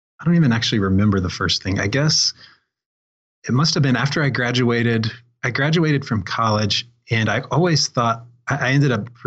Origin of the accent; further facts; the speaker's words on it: Greenwood, Indiana, United States; I mostly grew up on the south side of Indianapolis